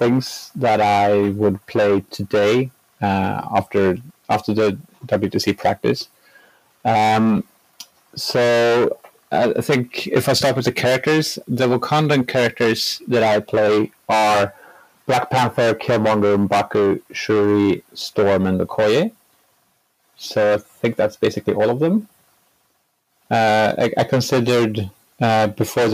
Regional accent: Sweden; I'm from Sweden.

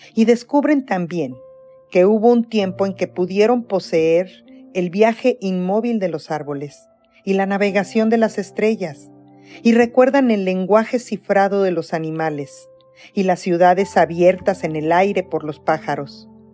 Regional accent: Toluca, State of Mexico, Mexico; now in Toronto, Canada; Nací en Toluca, Estado de México

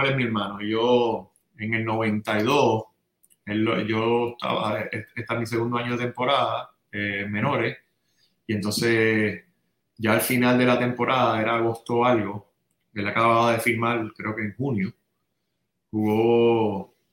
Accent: San Juan, Puerto Rico; born or raised there; also born or lived in Santurce

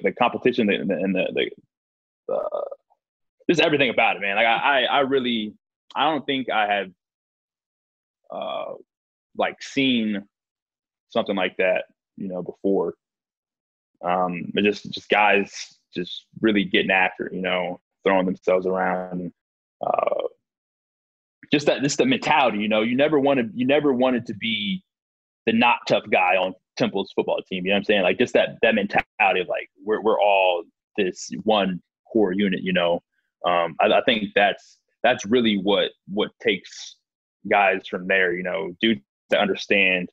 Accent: Houston, Texas, United States; I'm from Houston originally, so it's been awesome to be back home

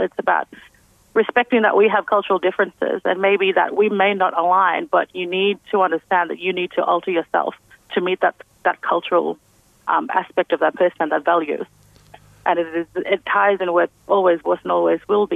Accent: Hopevale, Queensland, Australia; also born or lived in Cairns / Cooktown; I was born in Cairns but raised in Hopevale.

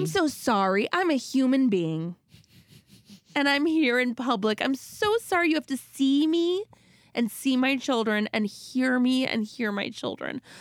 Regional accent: Minnesota, United States; I'm from Minnesota

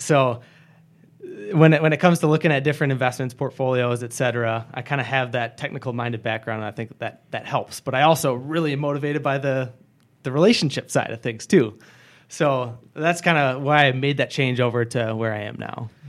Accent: Grand Rapids, Michigan, United States; moved away as an adult; now in Wisconsin, United States; I was born and raised in Michigan, in the Greater Grand Rapids, Michigan area.

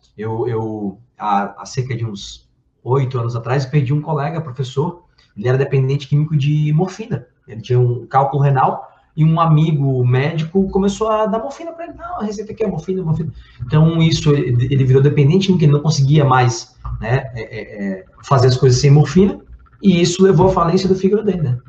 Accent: Brazil; eu, como bom brasileiro

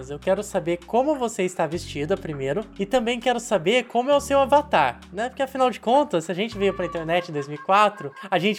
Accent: Brasília, Federal District, Brazil; Eu sou de Brasília.

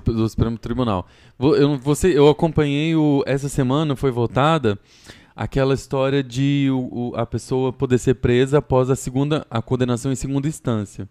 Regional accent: Goiânia, Goiás, Brazil; moved away as an adult; now in São Paulo, Brazil

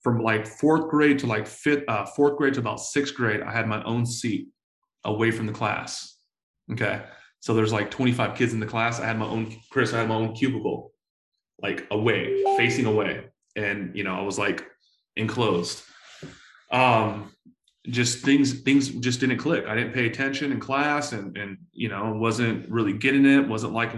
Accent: San Diego, California, United States; I was born to a 16-year-old single mom in San Diego, California. I grew up in Section 8 housing

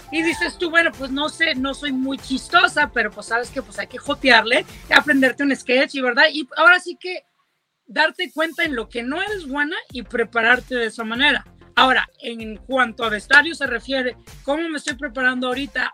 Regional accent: Coahuila, Mexico; yo soy de Coahuila, ¿verdad? Y no vengo de una ciudad grande, vengo de un, es un pueblo pequeño

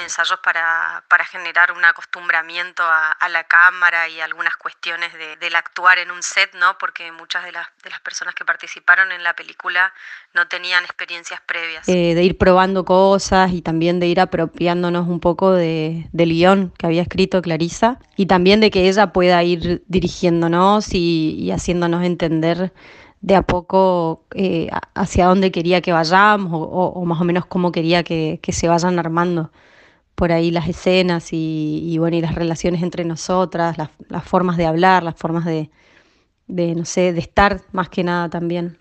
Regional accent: Argentina; somos de, de Chaco

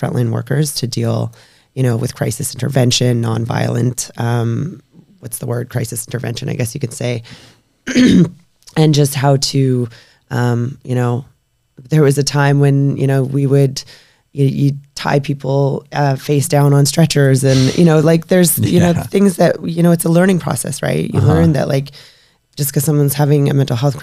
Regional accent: British Columbia, Canada; also born or lived in Alberta; I, moved back to BC

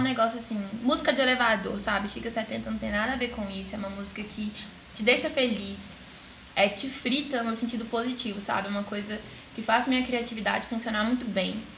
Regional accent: Belo Horizonte, Minas Gerais, Brazil; Sou de BH mesmo

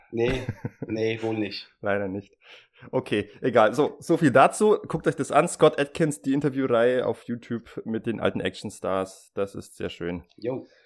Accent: Switzerland; Ja, ich bin Schweizer.

